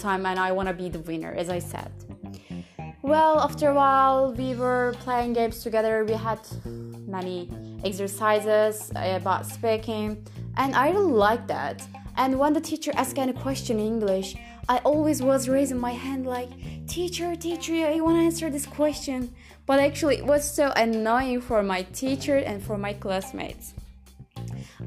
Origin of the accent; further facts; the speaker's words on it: Turkey; English is a second language; I'm from Turkey, and I'm 19 years old